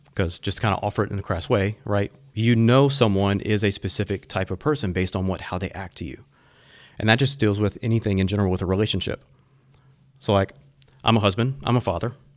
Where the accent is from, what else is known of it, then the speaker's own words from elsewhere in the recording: Houma, Louisiana, United States; also born or lived in Thibodaux; I grew up in Houma, Thibodeau, down south.